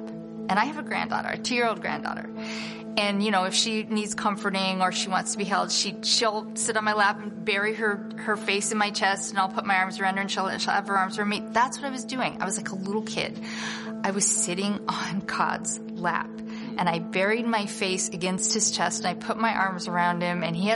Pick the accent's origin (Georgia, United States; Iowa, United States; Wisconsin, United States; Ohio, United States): Iowa, United States; Council Bluffs; I grew up in Counts Bluffs, Iowa, in a Jewish family